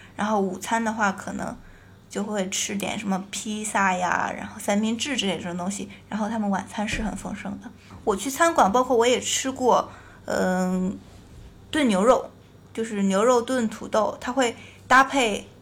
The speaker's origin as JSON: {"language": "Chinese", "town": "Qingdao", "region": "Shandong", "country": "China", "also_born_or_lived": "Beijing", "moved": "yes", "said": "我是青岛人，我本身对海可能有一种特殊的感情"}